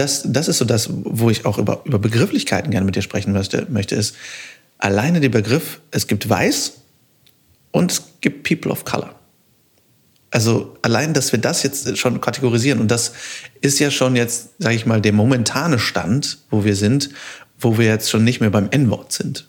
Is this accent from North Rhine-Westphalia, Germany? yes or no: yes; Düsseldorf, North Rhine-Westphalia, Germany; also born or lived in Cologne; ich komme aus Düsseldorf, ich habe lange in Köln gewohnt